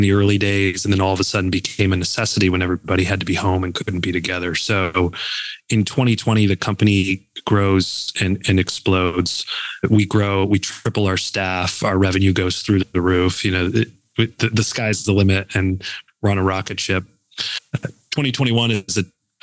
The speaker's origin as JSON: {"language": "English", "town": "Buffalo", "region": "New York", "country": "United States", "tie": "born or raised there", "moved": "yes", "lives_now": "Cleveland, United States", "said": "born and raised in Buffalo"}